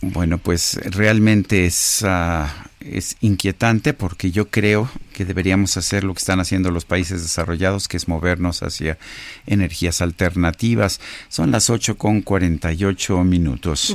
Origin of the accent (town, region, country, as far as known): Mexico